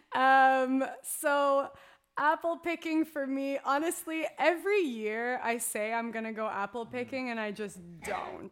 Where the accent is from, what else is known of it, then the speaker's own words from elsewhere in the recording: Canada; being that Canadian hockey girl through and through.